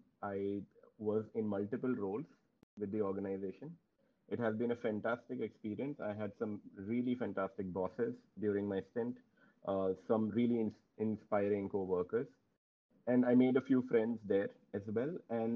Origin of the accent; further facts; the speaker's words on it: Noida, Uttar Pradesh, India; I am from Noida, so rains are mostly welcome on our side.